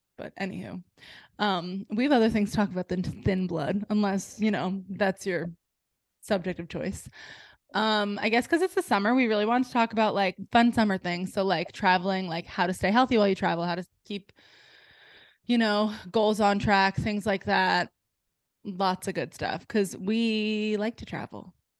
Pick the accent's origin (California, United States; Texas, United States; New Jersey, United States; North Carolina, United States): New Jersey, United States; now in Delaware, United States; I grew up in New Jersey